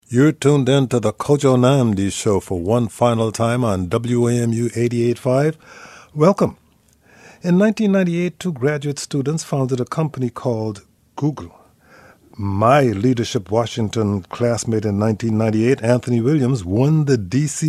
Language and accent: English; Guyana; moved away as an adult; also born or lived in Montreal, Canada / New York, United States; now in United States; I am from Guyana. It's the only English speaking country in South America.